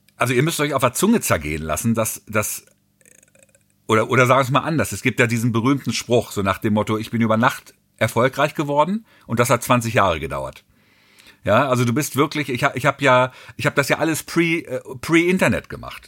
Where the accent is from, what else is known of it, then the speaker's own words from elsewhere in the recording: Hagen, North Rhine-Westphalia, Germany; Ich bin dann 66 in Deutschland geboren und ähm, habe dann Fast Forward, Fast Forward natürlich irgendwie auch dann Schule und Abi und Gymnasium